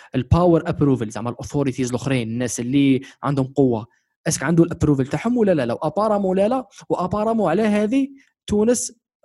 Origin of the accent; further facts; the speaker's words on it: Algeria; انا كشخص كمواطن جزائري شغل 21 سنه تاع في تاريخ في تاريخي عايش في الجزائر